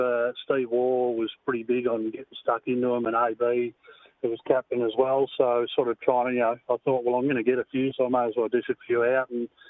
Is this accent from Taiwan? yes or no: no; Perth, Western Australia, Australia; Yeah, well, I'm a hills boy. That's where I played all my junior cricket.